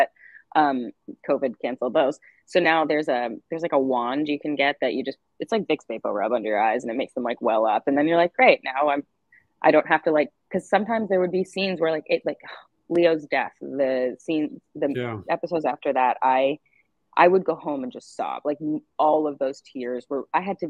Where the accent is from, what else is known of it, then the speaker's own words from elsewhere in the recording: Canada; I'm Canadian